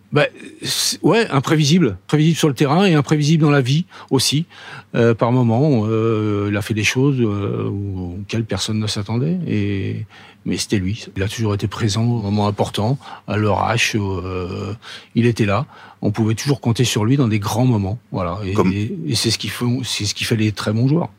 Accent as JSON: {"language": "French", "town": "Paris", "region": "Île-de-France", "country": "France", "tie": "born or raised there", "said": "je suis parisien, euh, je suis né à Paris."}